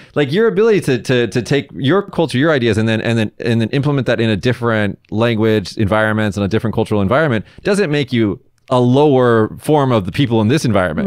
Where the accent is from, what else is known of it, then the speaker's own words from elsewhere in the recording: United States; moved away as an adult; now in Japan; I'm American